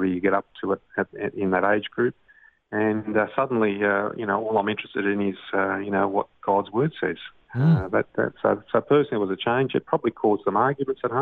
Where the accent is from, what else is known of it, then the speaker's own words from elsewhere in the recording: Sydney, New South Wales, Australia; also born or lived in Italy; I was born in Manly, in Sydney, and grew up in Brookvale, which is in the northern beaches of the Sydney area.